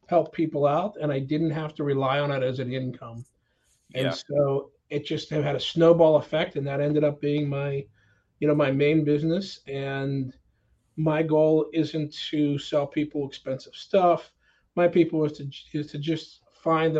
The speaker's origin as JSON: {"language": "English", "town": "Pittsburgh", "region": "Pennsylvania", "country": "United States", "tie": "born or raised there", "said": "we grew up in Pittsburgh"}